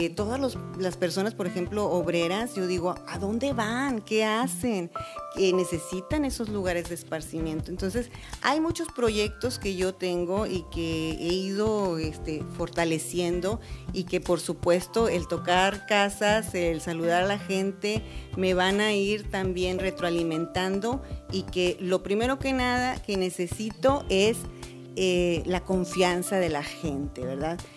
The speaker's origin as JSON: {"language": "Spanish", "town": "Matamoros", "region": "Tamaulipas", "country": "Mexico", "tie": "born or raised there"}